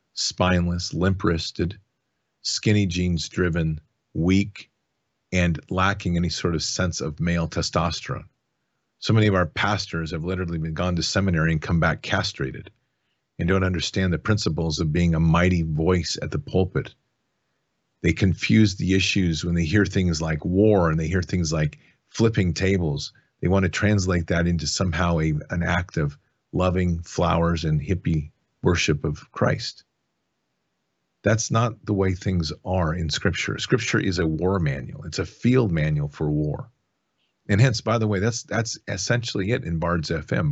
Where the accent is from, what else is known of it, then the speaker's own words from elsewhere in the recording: United States; as an American who has served